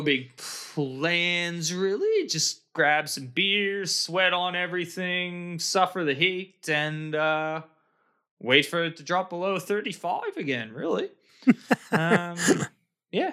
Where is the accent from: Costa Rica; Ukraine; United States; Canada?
Canada; moved away; when I was growing up in Canada, I used to be really involved in snowboarding